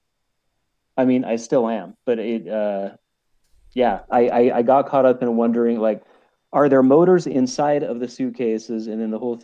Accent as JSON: {"language": "English", "town": "Salt Lake City", "region": "Utah", "country": "United States", "said": "I am from Salt Lake City, Utah"}